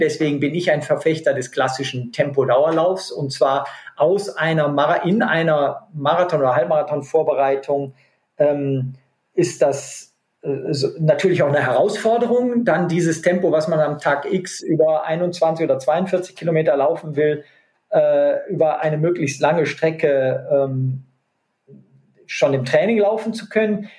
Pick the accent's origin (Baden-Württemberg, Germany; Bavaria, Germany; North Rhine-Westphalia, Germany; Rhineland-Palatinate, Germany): North Rhine-Westphalia, Germany; in meiner Heimat äh, am Niederrhein gibt es keine Berge